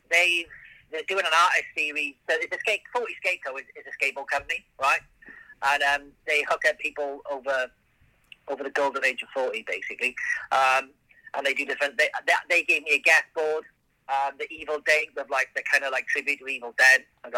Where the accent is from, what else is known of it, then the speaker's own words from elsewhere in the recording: Wales, United Kingdom; I'm from Wales